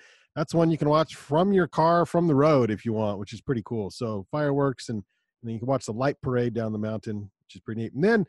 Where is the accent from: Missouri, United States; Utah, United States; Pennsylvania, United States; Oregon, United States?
Utah, United States; Growing up in Utah, I don't know how to do Christmas without snow.